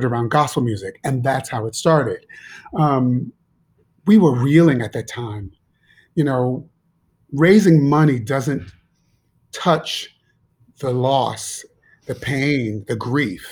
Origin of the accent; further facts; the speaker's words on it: Shaker Heights, Ohio, United States; moved away as an adult; also born or lived in Pittsburgh / New York; growing up in Shaker, I was pretty sheltered